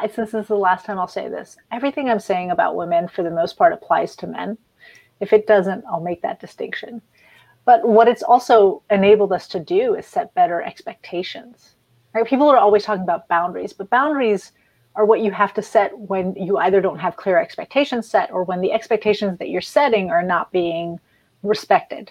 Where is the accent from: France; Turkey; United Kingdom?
France; now in United States; I grew up in France